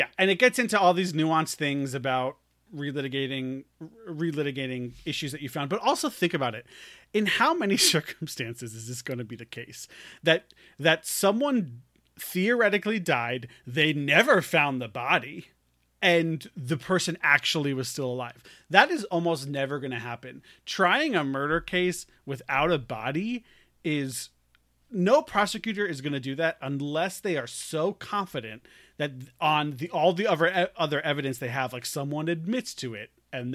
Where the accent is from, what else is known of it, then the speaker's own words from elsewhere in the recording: New York, United States; I'm a New Yorker again all of a sudden.